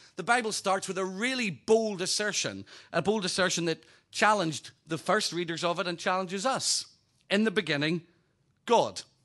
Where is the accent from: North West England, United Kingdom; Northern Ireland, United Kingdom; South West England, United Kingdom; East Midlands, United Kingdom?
Northern Ireland, United Kingdom; also born or lived in Hampshire Berkshire border; now in Hampshire, United Kingdom; Originally from Northern Ireland